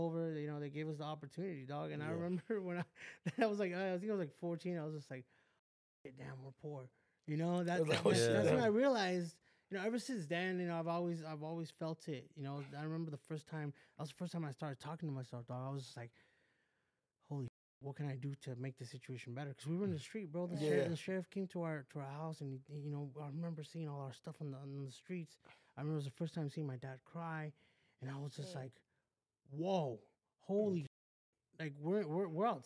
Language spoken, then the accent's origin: English; West Covina, California, United States; also born or lived in Downey; I grew up in West Covina.